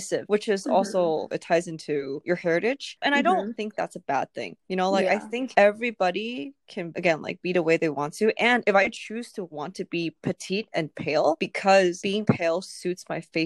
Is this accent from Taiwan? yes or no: yes; Taipei, Taiwan; now in United States; I grew up in Taipei